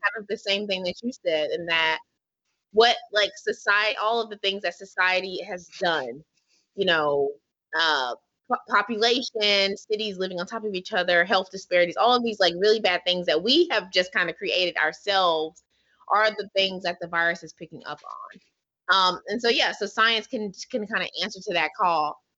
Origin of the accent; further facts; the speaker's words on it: Hillsborough, North Carolina, United States; I'm from Hillsborough, North Carolina, which is a rural part of North Carolina near the Durham, Raleigh, Durham area